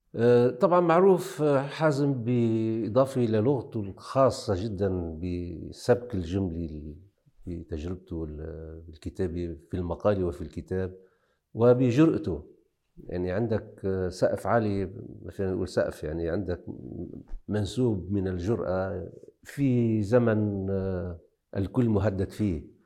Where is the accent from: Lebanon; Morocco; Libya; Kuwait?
Lebanon; Akkar